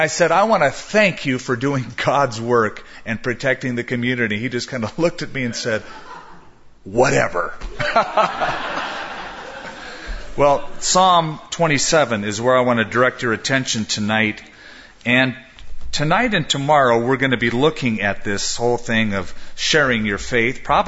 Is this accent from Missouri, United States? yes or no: no; Southern California, United States; now in Albuquerque, United States; growing up in Southern California